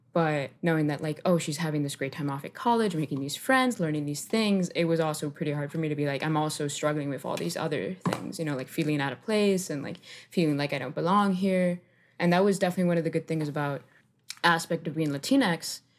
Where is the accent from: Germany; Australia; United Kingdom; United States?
United States; Miami, Florida; also born or lived in Colombia; I moved to Miami, Florida. Uh, the suburb I grew up in, West Kendall